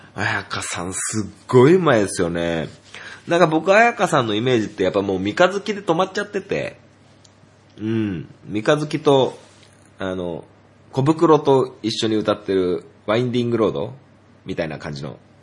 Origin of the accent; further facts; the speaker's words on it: Niigata, Japan; 僕は新潟県で育って